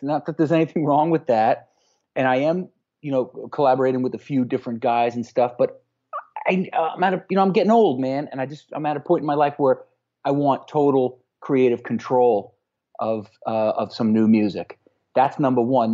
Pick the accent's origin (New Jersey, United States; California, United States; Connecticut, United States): Connecticut, United States; here locally in my hometown here in Connecticut